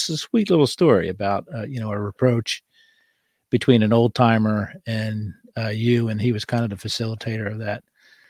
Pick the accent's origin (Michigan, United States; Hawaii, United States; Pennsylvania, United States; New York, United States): Pennsylvania, United States; Norristown; my hometown, Norristown, PA.